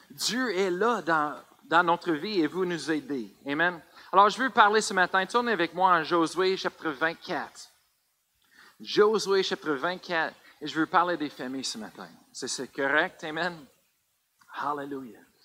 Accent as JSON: {"language": "French", "region": "Colorado", "country": "United States", "tie": "born or raised there", "second_language": "French", "moved": "yes", "said": "j'ai grandi au Colorado"}